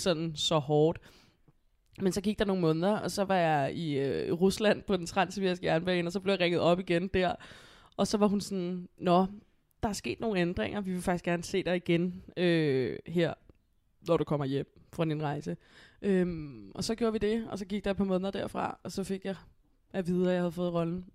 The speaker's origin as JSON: {"language": "Danish", "town": "Copenhagen", "region": "Capital Region of Denmark", "country": "Denmark", "tie": "born or raised there", "said": "jeg er selv opvokset på Amager"}